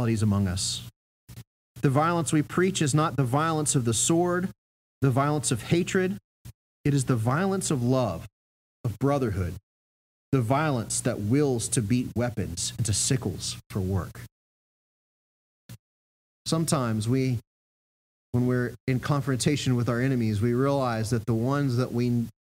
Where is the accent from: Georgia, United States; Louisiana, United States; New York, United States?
Georgia, United States; Augusta; I grew up in Augusta, Georgia